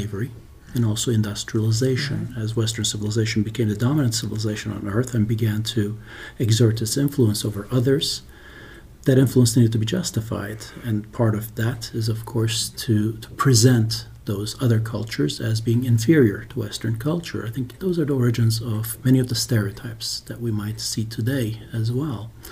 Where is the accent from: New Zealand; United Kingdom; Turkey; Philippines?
Turkey; now in United States; I grew up in Turkey